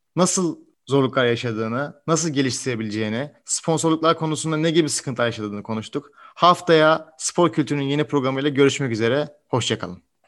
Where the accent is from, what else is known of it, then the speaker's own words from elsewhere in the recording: Turkey; Türkiye'de doğmuş